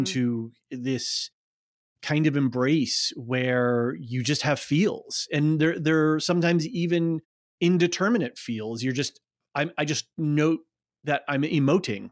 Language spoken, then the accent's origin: English; United States